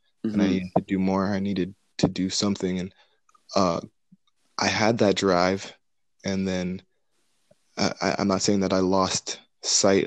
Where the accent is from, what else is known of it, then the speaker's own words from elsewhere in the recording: Mississauga, Ontario, Canada; my hometown, Mississauga